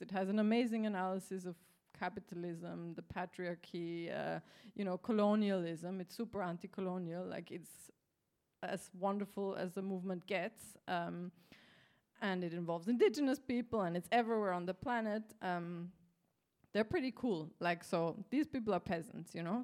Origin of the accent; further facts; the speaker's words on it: Austria; I'm from Austria